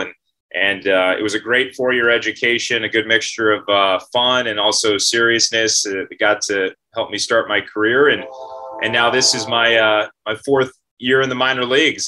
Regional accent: California, United States; moved away as an adult; now in Fayetteville, United States; I, again, grew up just about an hour and a half outside of the Bay Area

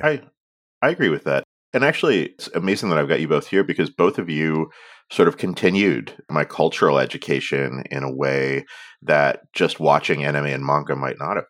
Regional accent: Canada; accent: Canadian; my Canadian accent where we only have, like, the most nasal vowels

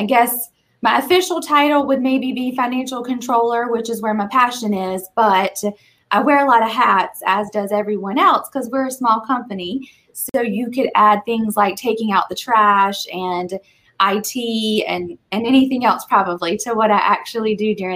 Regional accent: Eastern North Carolina, United States; moved away as an adult; also born or lived in Raleigh, North Carolina; I'm originally from Eastern North Carolina, moved to Raleigh for college, met my husband here

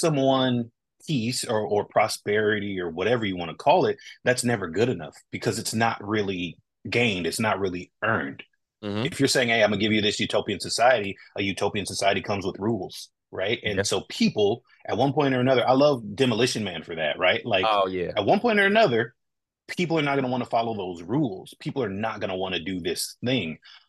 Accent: West Coast, United States; I'm a very West Coast guy

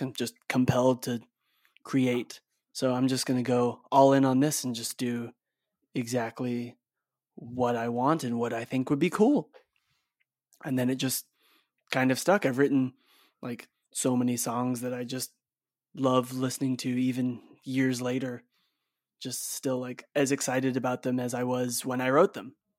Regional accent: Bay Area, California, United States; also born or lived in Salt Lake City, Utah; my sister and I, like, were born in Salt Lake City, but we grew up in the Bay Area in California.

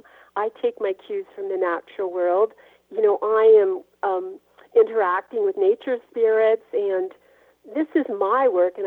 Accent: Ontario, Canada; I'm a Scottish Gael by heritage. I'm just learning about my own culture because I'm eighth generation Canadian

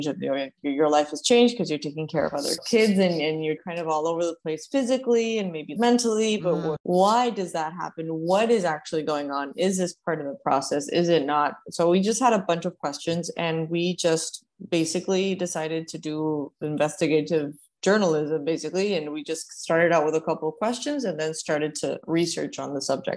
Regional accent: Uruguay; now in Miami, United States; I'm originally from Uruguay. I've been living in Miami for over 10 years.

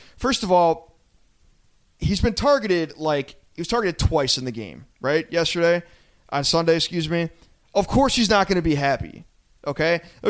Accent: Lakewood, United States; moved away; I was cruising around my hometown of Lakewood, shout out Lakewood, West Side

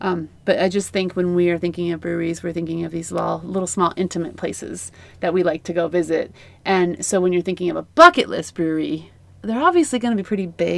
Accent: Colorado, United States; Come on, we're from Colorado.

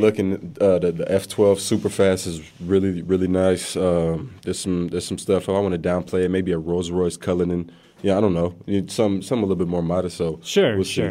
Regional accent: East Palo Alto, California, United States; I grew up in East Palo Alto

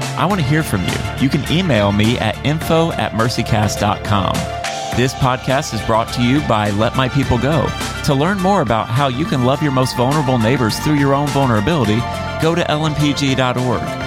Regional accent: Florida, United States; I grew up in Florida.

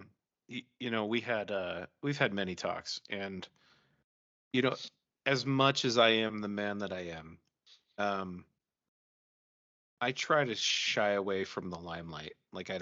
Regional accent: Salt Lake City, Utah, United States; I grew up in Salt Lake.

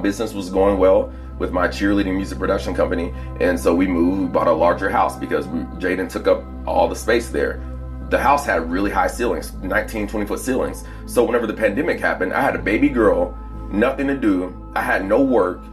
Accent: Plano, Texas, United States; born or raised there; also born or lived in Texarkana, Texas / Dallas, Texas

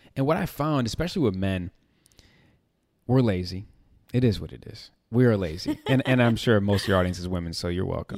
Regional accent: Chicago, Illinois, United States; born and raised in Chicago

